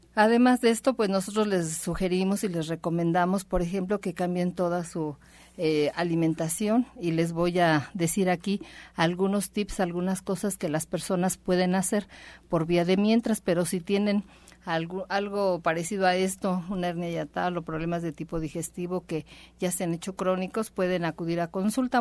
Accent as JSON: {"language": "Spanish", "country": "Mexico", "said": "somos solo los mexicanos"}